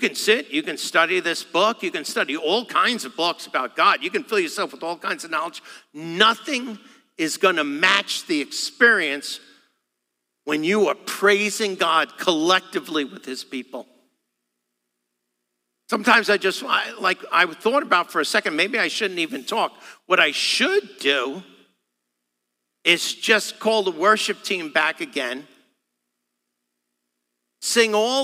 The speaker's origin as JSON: {"language": "English", "region": "New York", "country": "United States", "said": "me being a New Yorker"}